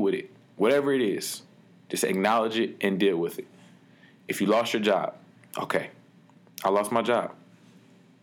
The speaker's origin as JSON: {"language": "English", "town": "Detroit", "region": "Michigan", "country": "United States", "tie": "born or raised there", "said": "When I was younger, growing up in Detroit"}